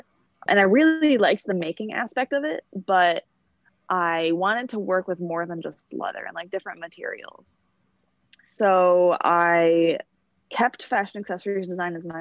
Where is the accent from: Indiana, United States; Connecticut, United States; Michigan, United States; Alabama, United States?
Michigan, United States; Detroit; I'm from Detroit, Michigan, and I go to school here in Detroit